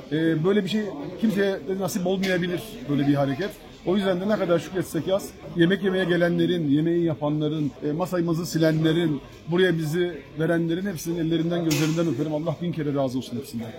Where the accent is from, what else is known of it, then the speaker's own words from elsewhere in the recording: Kilis, Kilis Province, Turkey; moved away; also born or lived in Istanbul; E, memleket bizim memleket. Ben Kilisliyim.